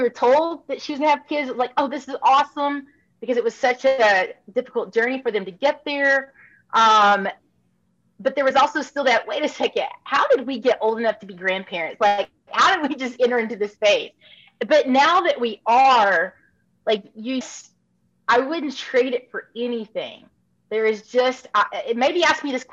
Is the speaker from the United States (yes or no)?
yes; Little Rock, Arkansas, United States; also born or lived in Texas / Missouri / Tennessee / Africa; pretty much lived a large extent in my life growing up in Little Rock, Arkansas.